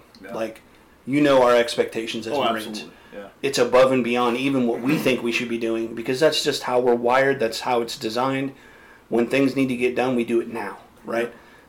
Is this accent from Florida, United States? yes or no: no; California, United States; also born or lived in Los Angeles / Sacramento; Originally from California. I moved around a lot growing up. I spent some time in northern, southern. I was born in L.A., bounced around, ended up in Sacramento area